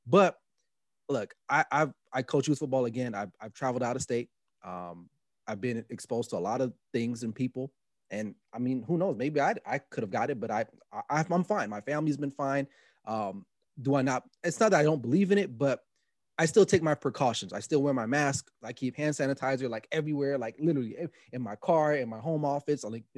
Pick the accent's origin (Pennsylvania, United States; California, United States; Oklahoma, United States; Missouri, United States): California, United States; Los Angeles; And I'm not even from the New York area. I mean, I grew up in L.A. with West Coast rap, you know, …